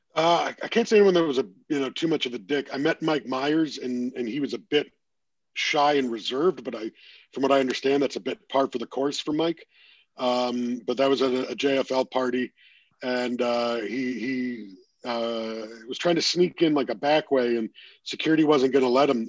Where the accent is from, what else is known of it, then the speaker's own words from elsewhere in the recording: Toronto, Ontario, Canada; being in my hometown